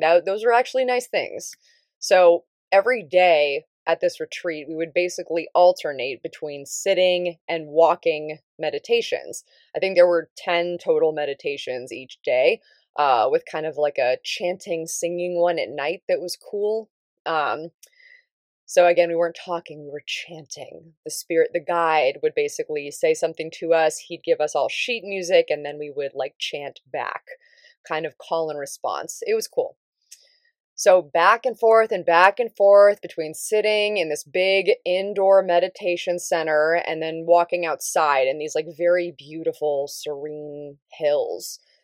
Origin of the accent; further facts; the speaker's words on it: Davis, California, United States; moved away; it was actually up in Northern California where I grew up, um, I'm from Davis.